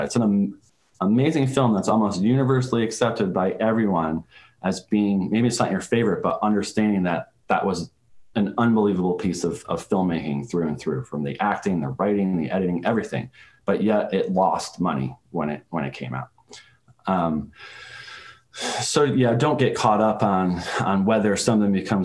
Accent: Saratoga Springs, New York, United States; my hometown of Saratoga Springs, New York, in upstate New York

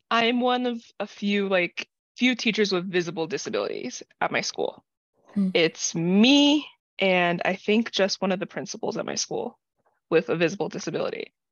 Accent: United States; I grew up neurodivergent in the American public school system

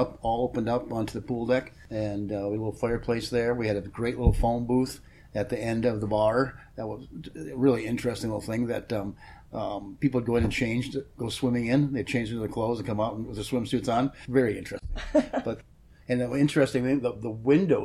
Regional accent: Minnesota, United States; moved away as an adult; Minnesota, where I came from originally.

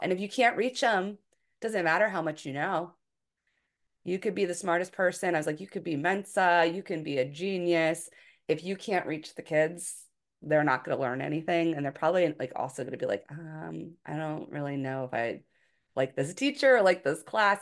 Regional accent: Philadelphia, Pennsylvania, United States; moved away as an adult; also born or lived in Hawaii; I'm from the Philadelphia area

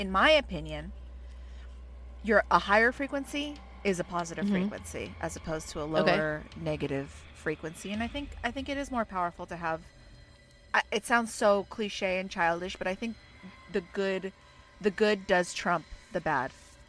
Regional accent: California, United States; I'm so clearly from California.

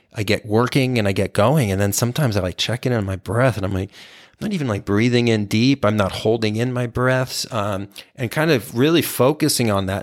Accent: Texas, United States; I grew up in Texas

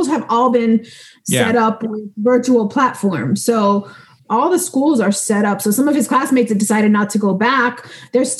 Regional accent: Miami, Florida, United States; I am from Miami, Florida

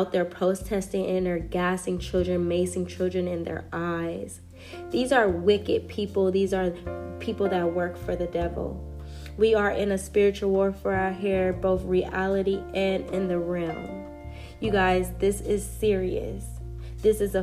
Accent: United States; I am an American

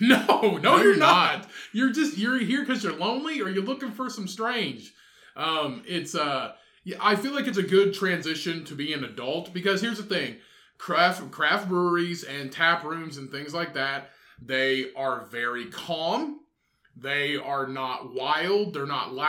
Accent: Indiana, United States; We are from Indiana.

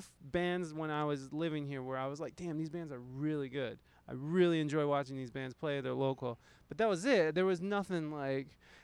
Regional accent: Toledo, Ohio, United States; moved away as an adult; also born or lived in San Diego, California; when I moved back here

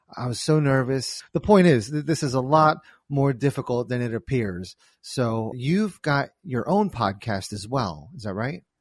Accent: New Jersey, United States; I'm from New Jersey

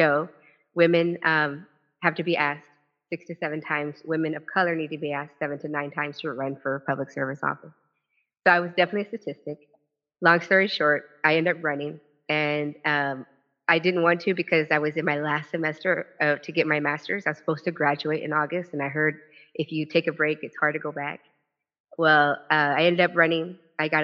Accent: Kansas, United States; born and raised in Kansas

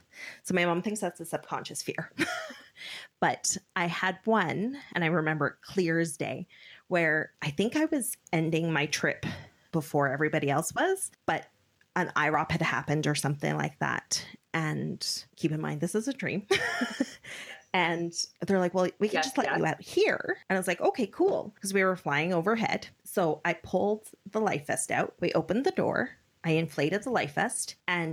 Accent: South Africa; born there; As you know, I was born in South Africa.

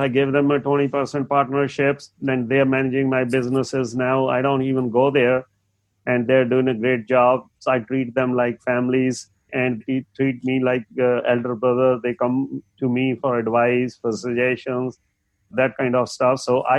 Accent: India; English is a second language; moved away; I had moved from India, never much communicated in English, and my accent was a little, and sometimes I wouldn't understand what they are saying

